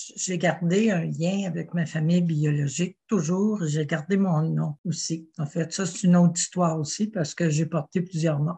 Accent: Quebec City, Quebec, Canada; also born or lived in Ottawa / Le Bic, Quebec; j'ai grandi à Québec et ah. j'ai continué ma jeunesse à Québec

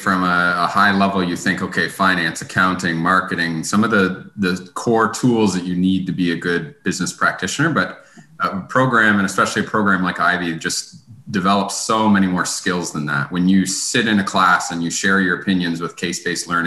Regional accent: Kincardine, Ontario, Canada; I grew up in Kincardine, Ontario, which is a little small town just north of London

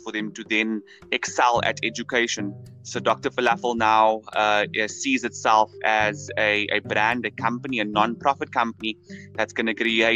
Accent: Cape Town, Western Cape, South Africa; I come from the Cape Flats

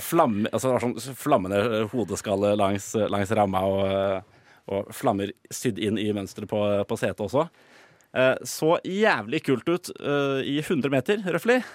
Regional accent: Drøbak, Akershus, Norway; jeg kommer jo fra Drøbak

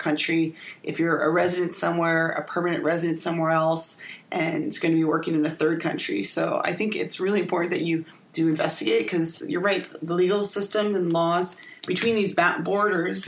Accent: Canada; a Canadian. I know this because I am one

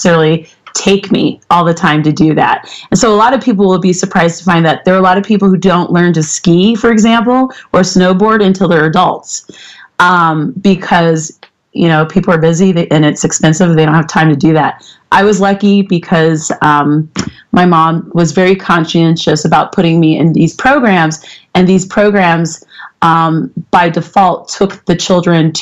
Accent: Boulder, Colorado, United States; now in Denver, United States; I live in Denver now, but I grew up in Boulder.

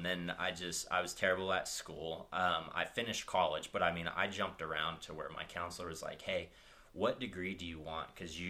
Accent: New Hampshire, United States; born there; So I was born in New Hampshire, actually. All the way on the northeast coast.

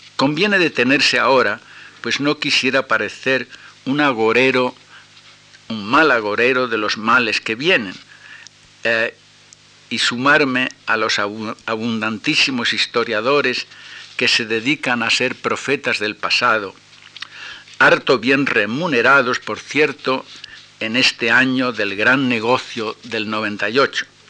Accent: Tenerife, Canary Islands, Spain; mi infancia en Tenerife

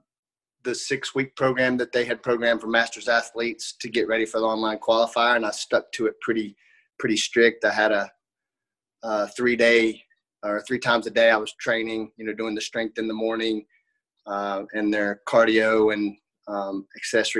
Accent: Johnson City, Tennessee, United States; also born or lived in Banner Elk, North Carolina; I grew up in Johnson City, Tennessee. I still live here currently.

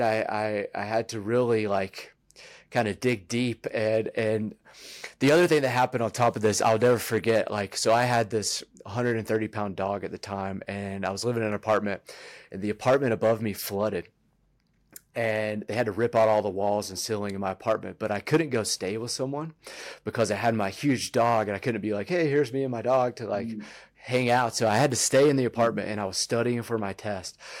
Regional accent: Virginia, United States; moved away as an adult; also born or lived in North Carolina; now in Colorado, United States; I grew up in Virginia

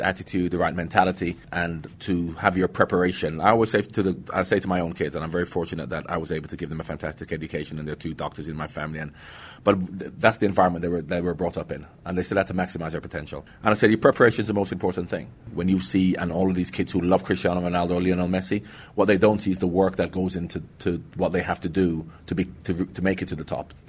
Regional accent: Jamaica; moved away; also born or lived in England; I'm from Jamaica

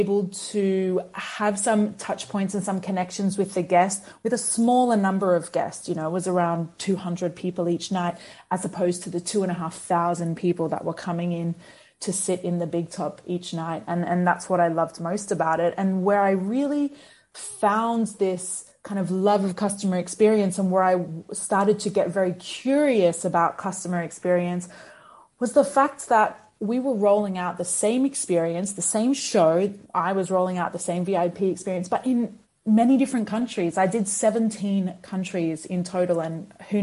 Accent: Australia; moved away; I grew up in Australia

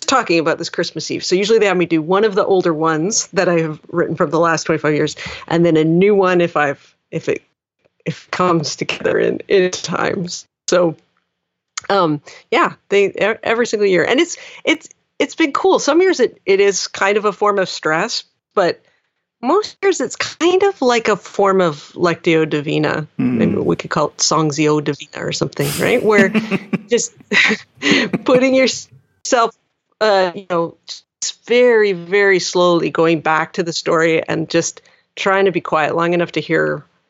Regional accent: Coquitlam, British Columbia, Canada; this little Baptist church that I grew up in Coquitlam, British Columbia

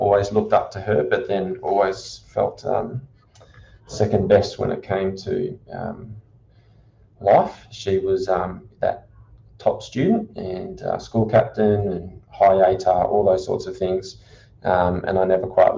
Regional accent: Canberra, Australian Capital Territory, Australia; also born or lived in Sydney; now in Bundaberg, Australia; I was born in Sydney, and after 6 months, my parents decided to move down to Canberra.

